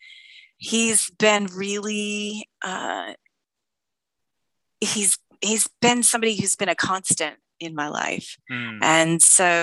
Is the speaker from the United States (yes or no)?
yes; Gainesville, Florida, United States; also born or lived in Orlando, Florida; I'm originally from Orlando. And then I moved up to Gainesville at about 10. My parents moved me to Gainesville. And I was more or less there for till I graduated college.